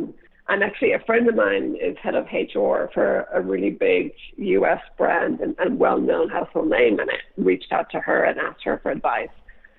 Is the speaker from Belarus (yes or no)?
no; Ireland; moved away as an adult; now in San Francisco, United States; growing up in Ireland